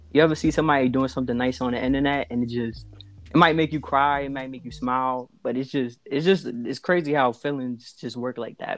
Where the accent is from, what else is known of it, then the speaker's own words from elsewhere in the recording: New York City, New York, United States; From the Bronx, New York